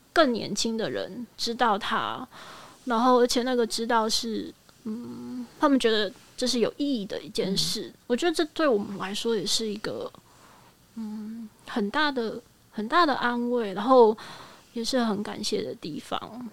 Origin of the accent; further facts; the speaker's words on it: Taiwan; 因为我是台湾人